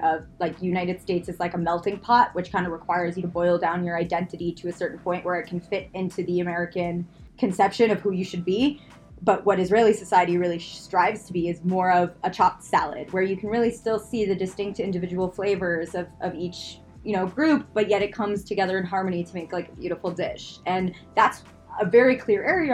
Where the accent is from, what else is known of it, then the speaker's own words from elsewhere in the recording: Canada; growing up in Canada